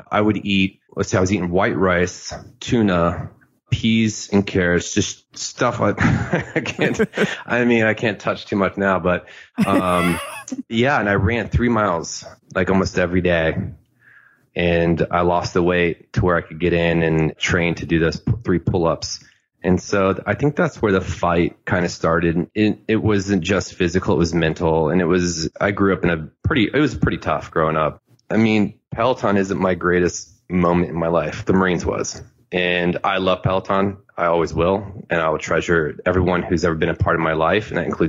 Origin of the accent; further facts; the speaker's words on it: the South, United States; Yeah, I grew up in the South. I have family in Mississippi and Alabama.